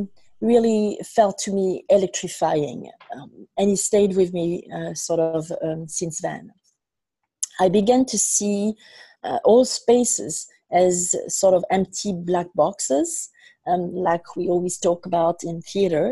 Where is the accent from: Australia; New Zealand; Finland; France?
France; now in New York City, United States; I was born in France and raised in France, mainly, and I also have lived and traveled extensively around the world before landing in New York City